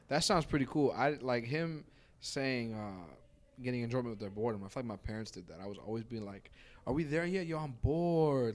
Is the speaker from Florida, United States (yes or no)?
no; New York, United States; growing up in New York, it's like I grew up in the destination that people went